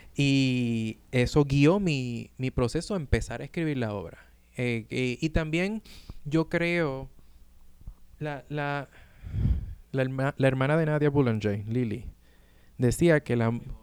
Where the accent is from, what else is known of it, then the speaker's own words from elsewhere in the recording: Puerto Rico; now in New York, United States; nosotros como boricuas